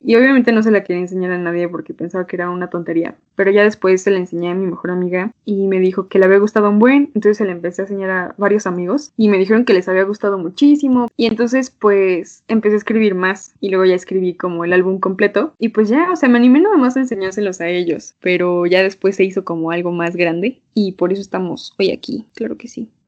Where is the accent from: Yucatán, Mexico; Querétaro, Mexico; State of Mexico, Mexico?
State of Mexico, Mexico; Toluca; moved away as an adult; now in Mexico City, Mexico; soy de Toluca, lo lamento, pero pues aquí crecí, ahorita estoy viviendo en la Ciudad de México